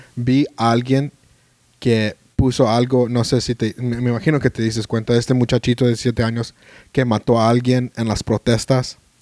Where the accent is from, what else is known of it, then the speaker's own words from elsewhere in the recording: United States; Spanish is a second language; como americanos